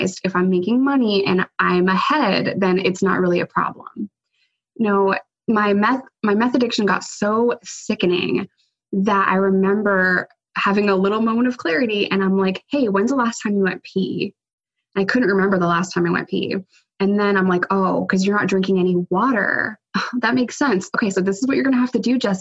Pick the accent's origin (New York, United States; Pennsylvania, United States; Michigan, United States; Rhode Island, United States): New York, United States; I'm a New Yorker